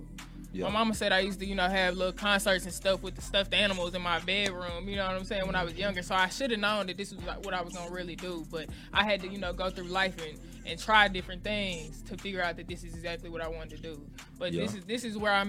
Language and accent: English; Dallas, Texas, United States; I'm from Dallas, Texas, born and raised.